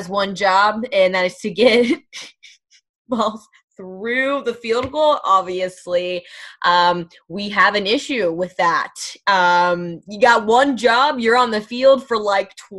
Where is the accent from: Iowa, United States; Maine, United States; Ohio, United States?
Ohio, United States; Cincinnati; born or raised there; also born or lived in Athens, Ohio